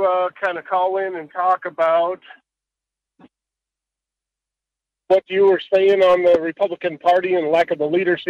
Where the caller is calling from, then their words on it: Homer, Alaska, United States; I'm calling from Homer.